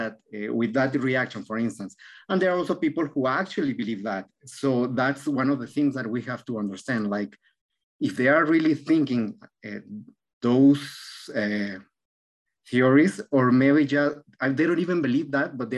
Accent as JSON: {"language": "English", "country": "Mexico", "also_born_or_lived": "Argentina", "moved": "yes", "said": "I'm from Mexico"}